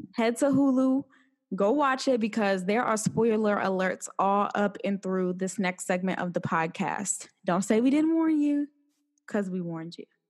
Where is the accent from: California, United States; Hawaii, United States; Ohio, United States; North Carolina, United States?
Ohio, United States; born or raised there; moved away